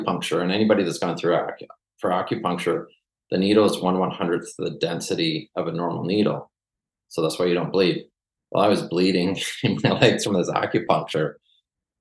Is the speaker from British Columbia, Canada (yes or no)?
yes; Vancouver, British Columbia, Canada; moved away; also born or lived in Western Australia; I originally grew up in Vancouver